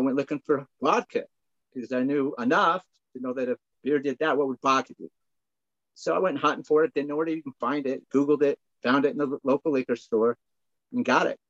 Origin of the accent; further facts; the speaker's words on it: just south of Salt Lake City, Utah, United States; I'm from Utah. I grew up, just south of Salt Lake City here.